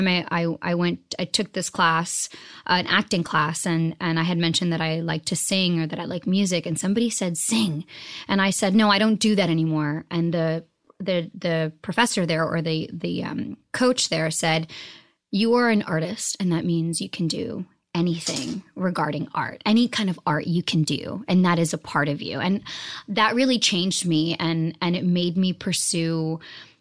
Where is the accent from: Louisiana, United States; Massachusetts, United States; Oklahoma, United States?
Massachusetts, United States; Boston; also born or lived in New Jersey; I was born in Jersey, but I was raised in Boston, Massachusetts